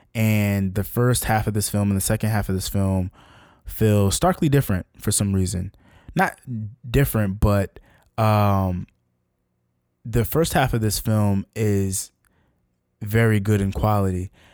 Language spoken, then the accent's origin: English; Newark, New Jersey, United States; my hometown of Newark, New Jersey